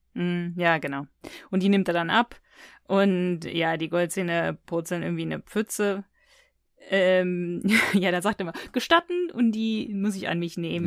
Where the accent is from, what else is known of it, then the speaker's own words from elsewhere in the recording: near Cologne, North Rhine-Westphalia, Germany; ich bin aufgewachsen in der Nähe von Köln